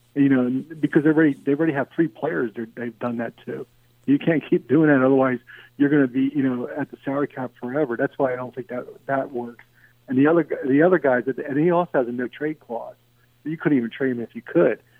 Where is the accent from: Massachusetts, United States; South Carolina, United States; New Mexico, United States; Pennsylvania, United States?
Pennsylvania, United States; Philadelphia; I'm from Philadelphia